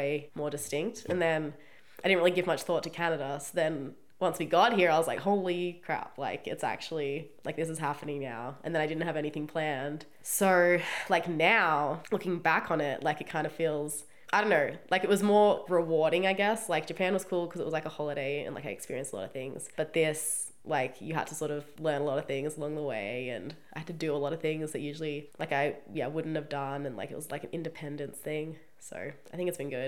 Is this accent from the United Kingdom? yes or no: no; Australia